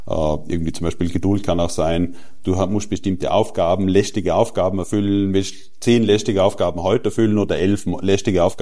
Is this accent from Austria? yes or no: yes; Austria; Ich weiß sehr gut, was du meinst, aber ich will jetzt als Österreicher nicht über die deutschen